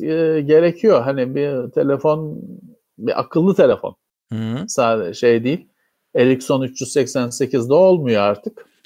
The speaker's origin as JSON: {"language": "Turkish", "region": "Istanbul", "country": "Turkey", "tie": "born or raised there", "said": "benim memleketim Bakırköy'de çok yaygındır"}